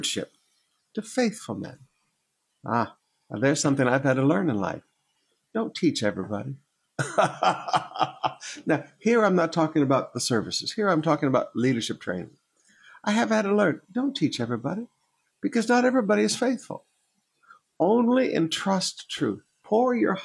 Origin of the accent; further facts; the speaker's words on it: Michigan, United States; moved away; also born or lived in Alabama; when I was a young boy, growing up in Michigan